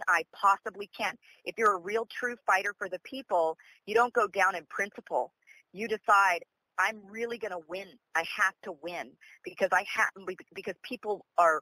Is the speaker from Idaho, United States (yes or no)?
yes; Idaho, United States; now in Los Angeles, United States; I was born and raised up here in Idaho